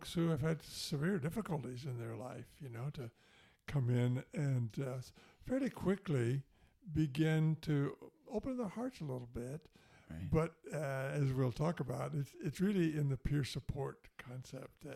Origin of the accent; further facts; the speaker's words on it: United States; also born or lived in Canada; I am an American. I'm also a Canadian citizen.